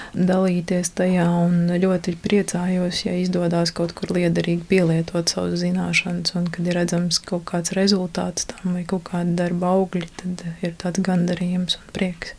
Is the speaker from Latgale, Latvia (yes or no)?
no; Liepāja, Kurzeme, Latvia; moved away as an adult; also born or lived in Riga; es esmu dzimusi, augusi Liepājā, Liepājas meitenē